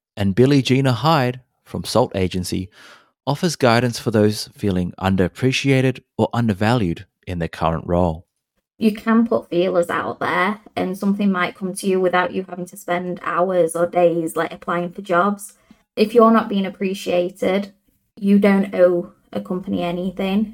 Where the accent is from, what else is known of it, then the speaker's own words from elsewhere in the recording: Australia; also born or lived in Hong Kong; I was born in Hong Kong, raised in Australia